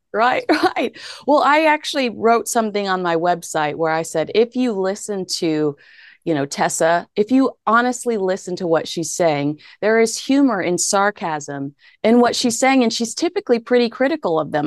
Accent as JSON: {"language": "English", "region": "the South", "country": "United States", "tie": "born or raised there", "said": "I grew up in the South where you were expected to be a virgin until marriage."}